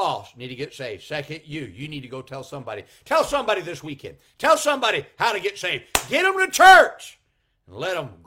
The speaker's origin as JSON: {"language": "English", "town": "Chattanooga", "region": "Tennessee", "country": "United States", "tie": "born or raised there", "also_born_or_lived": "Conway, South Carolina", "said": "I was physically born on July 1st, around 9 p.m. at night in Chattanooga, Tennessee"}